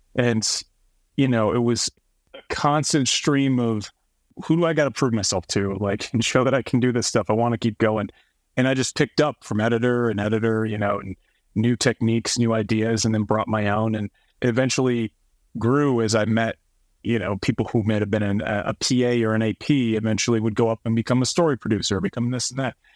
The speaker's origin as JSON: {"language": "English", "region": "East Coast", "country": "United States", "moved": "yes", "said": "I'm from the East Coast"}